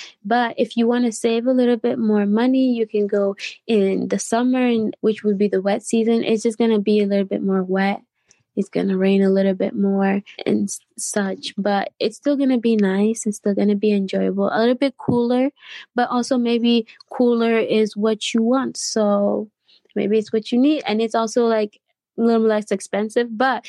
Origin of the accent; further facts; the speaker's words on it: United States; Growing up in America, one thing I constantly heard was my friends constantly tell me that they wish they could go to Kenya.